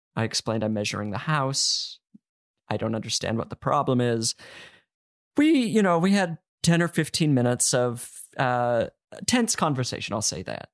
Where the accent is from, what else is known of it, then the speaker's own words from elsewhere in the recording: Utah, United States; growing up in Utah